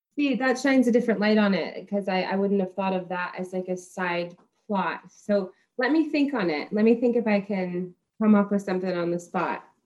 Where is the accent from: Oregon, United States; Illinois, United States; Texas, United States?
Texas, United States; I'm from Texas